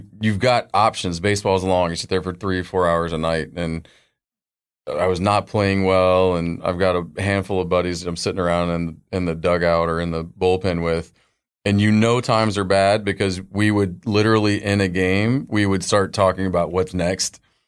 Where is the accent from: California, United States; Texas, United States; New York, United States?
Texas, United States; Dallas; I grew up in Dallas, Fort Worth. Moved around for a little bit.